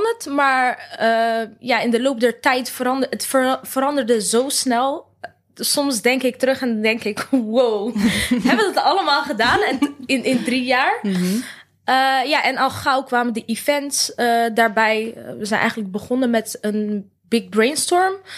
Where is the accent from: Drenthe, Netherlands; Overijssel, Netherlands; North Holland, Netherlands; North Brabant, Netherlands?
North Brabant, Netherlands; wij komen uit Brabant allebei